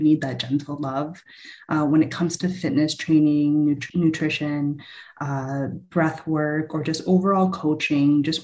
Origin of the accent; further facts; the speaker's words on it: London, Ontario, Canada; I grew up in London, Ontario, background Filipino